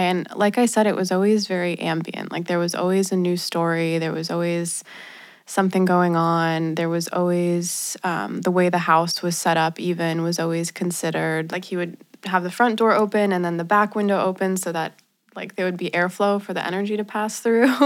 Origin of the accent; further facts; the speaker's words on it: Los Angeles, California, United States; I'm from Los Angeles, and I grew up in a very spiritual household